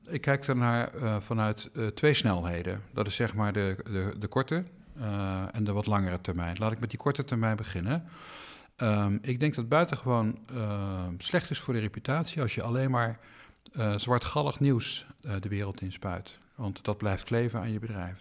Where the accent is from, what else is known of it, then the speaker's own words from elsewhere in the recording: Eindhoven area, North Brabant, Netherlands; moved away; waar ik ben opgegroeid, het eh, Eindhovense Dagblad, het Brabants